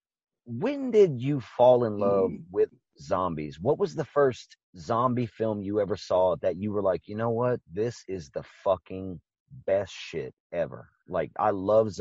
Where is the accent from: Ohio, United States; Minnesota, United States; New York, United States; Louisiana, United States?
Louisiana, United States; We were born and raised in Louisiana